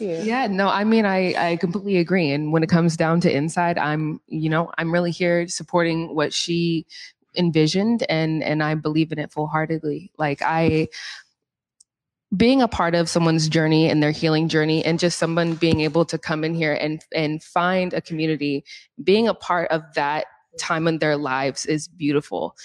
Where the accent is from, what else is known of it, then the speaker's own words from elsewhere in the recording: Portland, Oregon, United States; now in Seattle, United States; I'm actually from Portland, Oregon